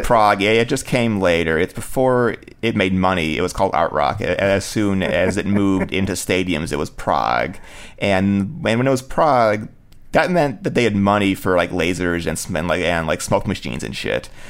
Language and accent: English; Cleveland, Ohio, United States; Cleveland, Ohio, was my hometown